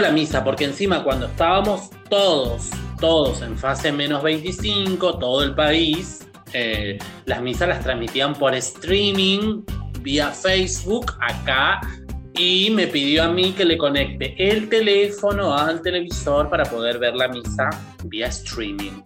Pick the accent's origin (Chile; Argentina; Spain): Argentina; moved away; also born or lived in Buenos Aires; me vuelvo a vivir a la ciudad, a mi ciudad natal, eh, después de muchos años